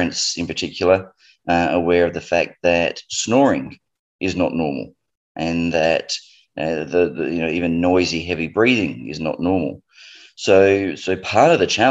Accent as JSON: {"language": "English", "country": "Australia", "said": "as people might jump onto board with my accent, I'm from Australia"}